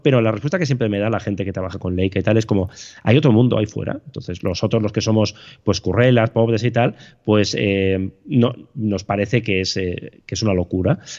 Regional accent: Bilbao, Basque Country, Spain; yo soy de Bilbao

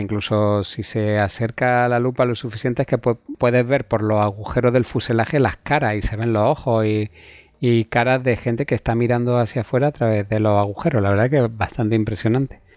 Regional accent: Cuevas de San Marcos, Andalusia, Spain; yo soy de Cueva de San Marcos, aunque es provincia de Málaga, pero es el último pueblo.

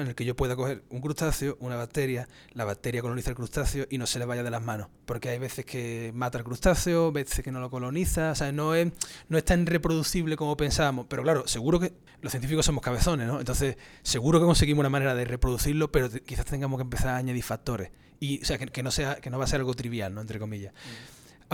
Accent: Cádiz, Andalusia, Spain; moved away as an adult; also born or lived in Granada, Spain / Cork, Ireland / New Hampshire, United States / Florida, United States; now in United States; yo, soy andaluz, yo nací en su majestad Cádiz

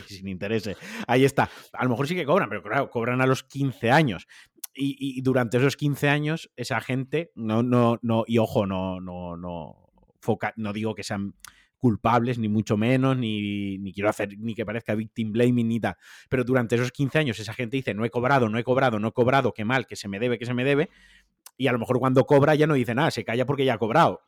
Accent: Valencian Community, Spain; now in Atlanta, United States; como valenciano

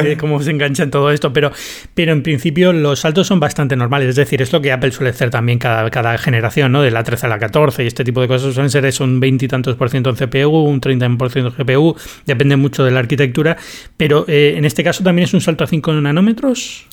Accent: Spain; now in Atlanta, United States; vuelvo, vuelvo a España

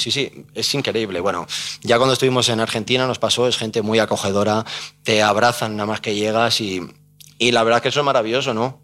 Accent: Salamanca, Castile and León, Spain; now in Madrid, Spain; Yo soy salmantino

